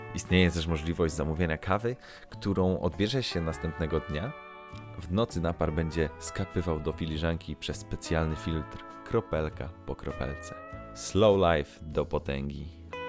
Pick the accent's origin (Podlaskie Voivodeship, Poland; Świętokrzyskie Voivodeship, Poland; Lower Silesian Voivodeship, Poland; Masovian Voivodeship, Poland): Lower Silesian Voivodeship, Poland; near Legnica; To jest taka miejscowość e, w moich rodzinnych stronach, 80 km mniej więcej od Legnicy.